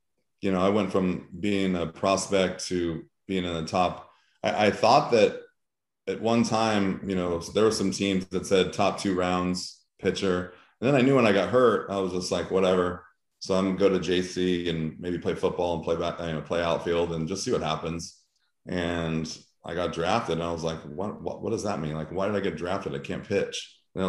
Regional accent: Diamond Bar, California, United States; now in Missouri, United States; I grew up in a city diamond bar that probably had 10,000 people

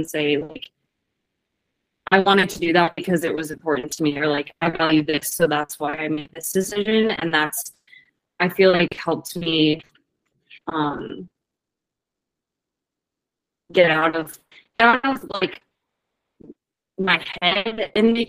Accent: Virginia, United States; moved away as an adult; also born or lived in Hawaii; now in Washington, United States; I moved from Virginia to Hawaii after college, back to Virginia, and then out to Washington.

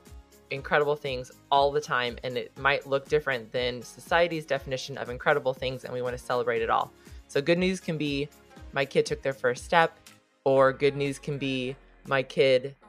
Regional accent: Southern California, United States; I grew up in California, and this was not a part of my life. Although there is, in Central California, people do this. But in Southern California, I did not know anything about FFA

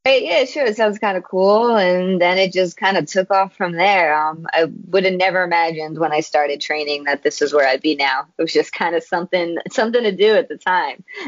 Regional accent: New York City, New York, United States; now in Long Island, United States; I was born and raised in Queens. I actually only moved out to Long Island um, a few years ago

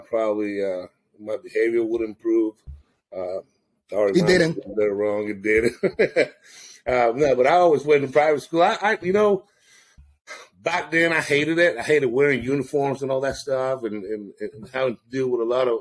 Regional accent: San Juan, Puerto Rico; moved away; born and raised in Puerto Rico. I lived in San Juan

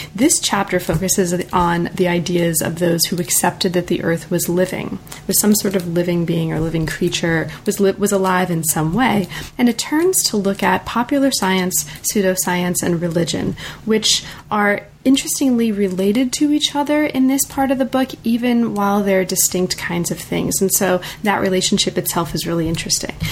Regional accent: United States; I'm very American

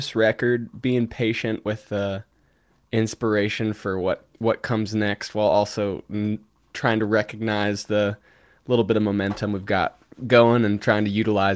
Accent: Cincinnati, Ohio, United States; moved away; Cincinnati, my hometown

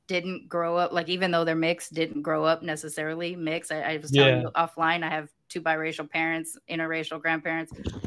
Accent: Long Beach, California, United States; I grew up in North Long Beach on the border of Compton

